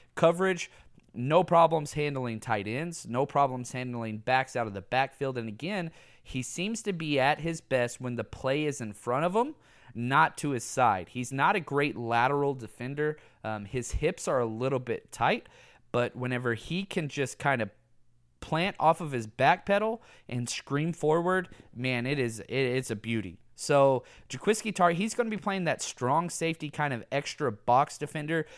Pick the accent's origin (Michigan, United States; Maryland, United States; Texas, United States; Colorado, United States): Texas, United States; I am from Texas.